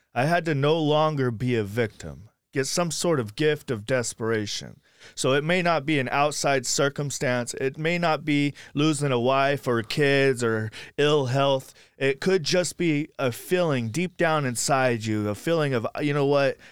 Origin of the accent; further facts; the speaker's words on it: Sacramento, California, United States; also born or lived in Blackfoot, Idaho / Woodland, California; now in Anderson, Indiana, United States; I grew up in Sacramento, California, and most of my recovery was in Sacramento, California